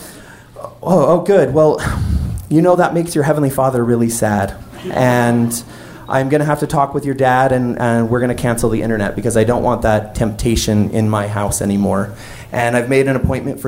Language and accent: English; Wyoming, United States; my hometown in Wyoming